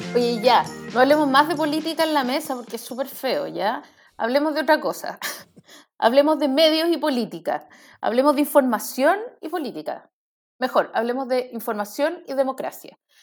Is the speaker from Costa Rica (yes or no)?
no; Chile